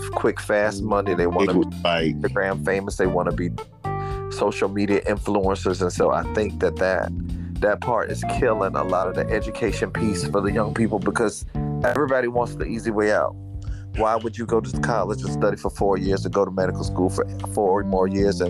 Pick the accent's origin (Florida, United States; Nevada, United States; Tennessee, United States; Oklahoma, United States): Florida, United States; Fort Lauderdale; I grew up in Fort Lauderdale